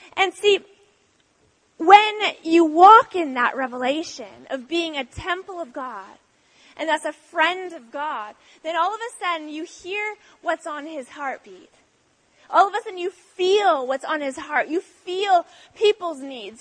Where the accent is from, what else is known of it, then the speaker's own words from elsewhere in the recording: Canada; moved away as an adult; also born or lived in Australia; now in San Diego, United States; I'm actually Canadian though. Um, yes, we moved from Canada um, uh, like three years ago